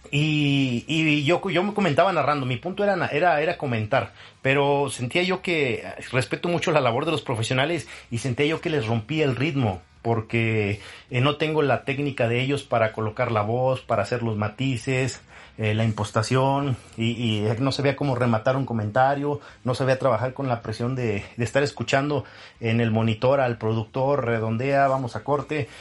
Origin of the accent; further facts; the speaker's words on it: Nuevo León, Mexico; moved away as an adult; siendo luchador eh, local o regional en Nuevo León, de donde soy originario